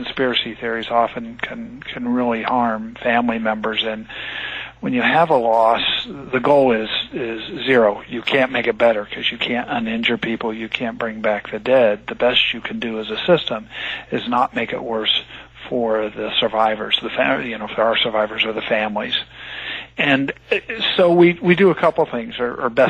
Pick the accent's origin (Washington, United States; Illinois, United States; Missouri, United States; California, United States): California, United States; also born or lived in United Kingdom; I'm from originally from California